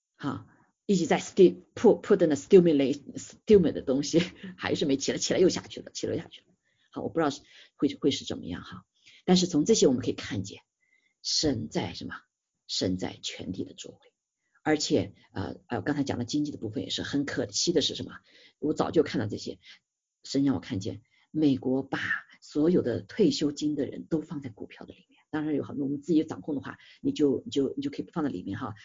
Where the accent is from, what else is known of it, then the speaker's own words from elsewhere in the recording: China; 我们中国人